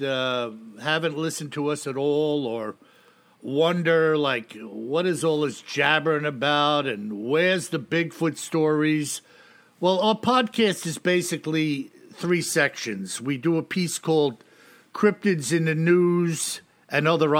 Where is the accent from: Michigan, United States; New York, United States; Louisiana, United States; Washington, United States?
New York, United States; I'm a New Yorker, a Yankee